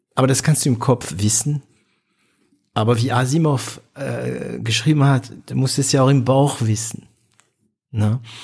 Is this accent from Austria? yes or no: no; France; now in Germany; ich komme aus Frankreich